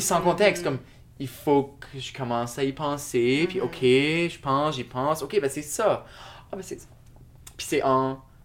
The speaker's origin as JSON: {"language": "French", "town": "Shediac", "region": "New Brunswick", "country": "Canada", "moved": "yes", "lives_now": "Moncton, Canada", "said": "j'habite à Moncton, mais je suis originaire de Shediac, Nouveau-Brunswick"}